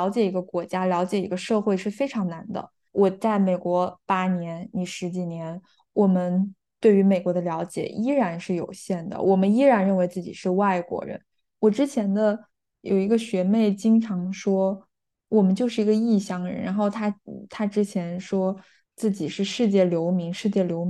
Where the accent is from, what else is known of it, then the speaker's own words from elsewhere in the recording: Huangshi, Hubei, China; now in California, United States; 我应该说我是住在 California 的哪个地方，加州哪个地方，还是说我来自中国的哪个城市？我我的家乡在湖北黄石市，你们绝对绝大多数人又不知道，那我说什么呢？我就犹豫了一下，然后我再说的是湖北，